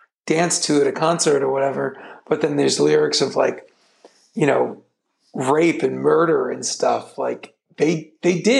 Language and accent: English; Downey, California, United States; growing up in Downey, where I was born